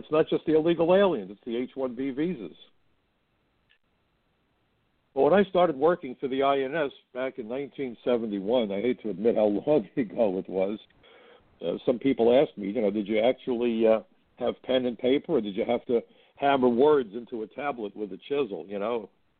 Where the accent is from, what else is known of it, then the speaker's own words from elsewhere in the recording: New York City, New York, United States; I come from Brooklyn.